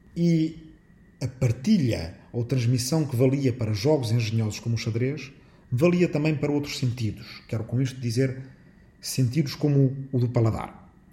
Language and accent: Portuguese; Arrifana, Ribatejo, Portugal; minha aldeia de Arrifana, no Ribatejo